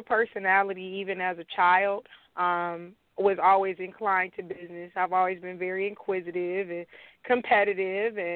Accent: Detroit, Michigan, United States; I am from Dexter in the Joy Road area

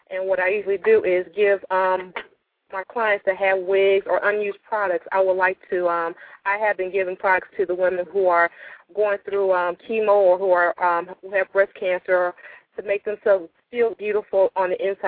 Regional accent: Chicago, Illinois, United States; I'm from Chicago, Illinois, and I have just started to step into the beauty industry

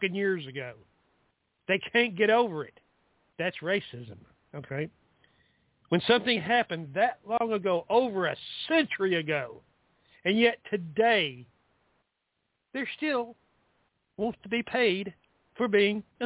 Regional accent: the South, United States; I'm from the South

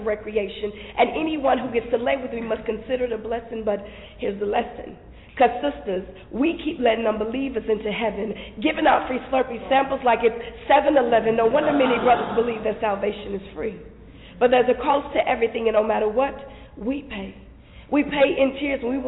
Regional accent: Longview, Texas, United States; also born or lived in St. Louis, Missouri; I was born in St. Louis, but I was raised in East Texas, Longview, Texas

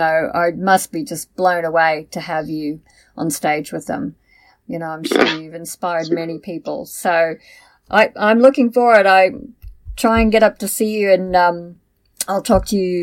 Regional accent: Canada; now in Australia; I originally came from Canada. Sometimes you can hear my accent, but I've been here a very long time in Australia

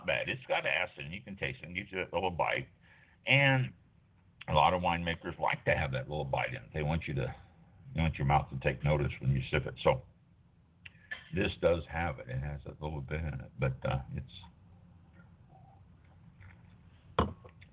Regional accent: North Kansas City, Missouri, United States; I was born and raised in North Kansas City

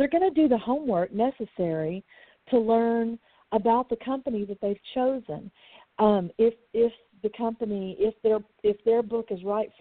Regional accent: Texas, United States; I'm from Texas. It was all called cussing here when I was growing up

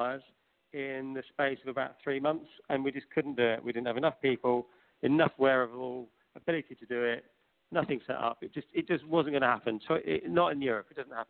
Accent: South Africa; born there; Well, technically, I wasn't. I was born in South Africa, so, you know, it's okay.

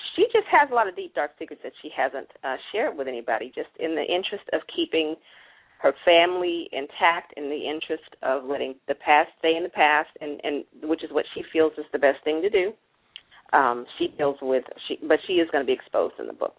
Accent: the South, United States; growing up in the South

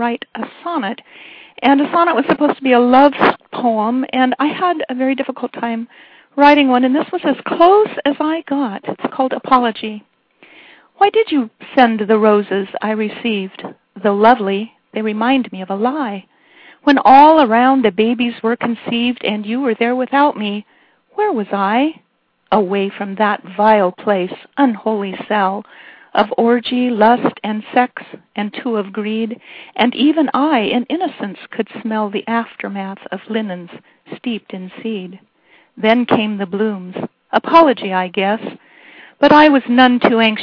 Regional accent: Scotts Mills, Oregon, United States; I am from Scotts Mills, Oregon, which has a population of 325.

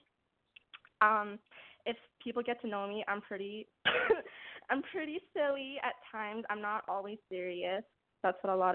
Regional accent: Calgary, Alberta, Canada; I'm from Calgary, Alberta

